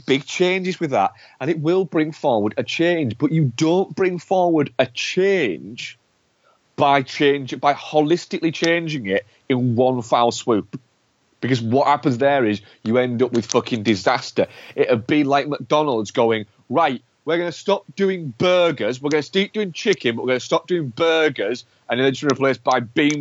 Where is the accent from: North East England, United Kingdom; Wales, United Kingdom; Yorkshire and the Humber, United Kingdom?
Yorkshire and the Humber, United Kingdom; York; I come from York